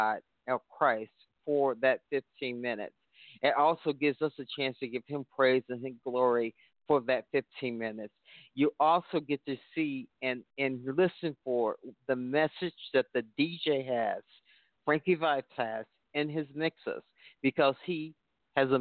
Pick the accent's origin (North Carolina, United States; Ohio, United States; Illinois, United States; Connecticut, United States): Illinois, United States; Chicago; I am from Chicago, the birthplace of house music, they call it